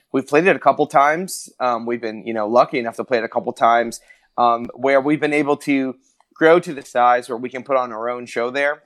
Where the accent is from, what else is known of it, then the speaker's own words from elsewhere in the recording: Maine, United States; now in Orlando, United States; I'm originally from Maine, which is way up, way up in the north, almost in Canada